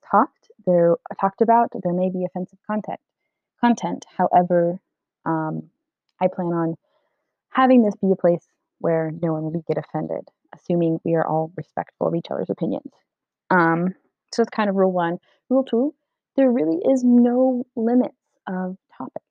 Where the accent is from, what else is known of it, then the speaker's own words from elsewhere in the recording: Delaware, United States; moved away; I was born and mostly raised in Delaware